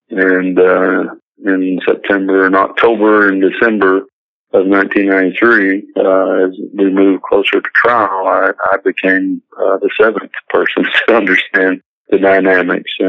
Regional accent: Perryville, Arkansas, United States; Perryville, my, my hometown

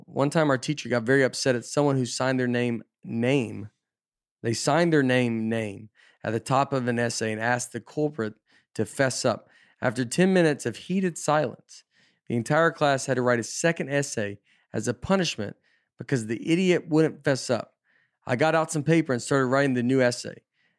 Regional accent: Minnesota, United States; I grew up in Minnesota, and the Winter Olympics were way more important to us than the Summer Olympics.

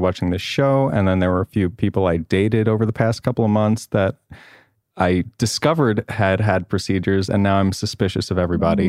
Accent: Long Island, New York, United States; I'm from the East Coast. I also had a nice upbringing. I'm from Long Island

